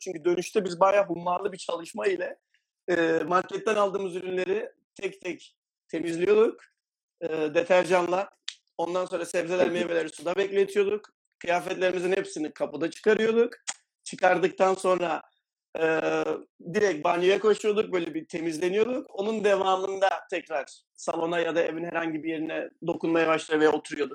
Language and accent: Turkish; Adana, Turkey; moved away as an adult; now in Valencia, Spain; 31 yaşındayım, Adanalıyım.